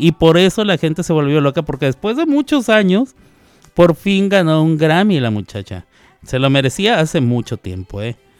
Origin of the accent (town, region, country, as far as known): Mexico